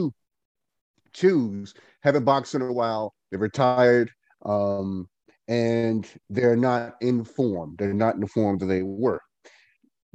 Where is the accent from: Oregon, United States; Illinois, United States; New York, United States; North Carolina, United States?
North Carolina, United States; Goldsboro; I am from Goldsboro, North Carolina